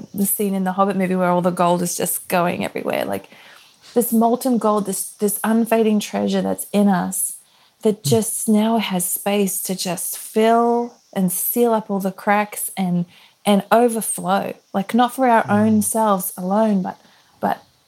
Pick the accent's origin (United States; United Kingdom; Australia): Australia; moved away as an adult; we're from Australia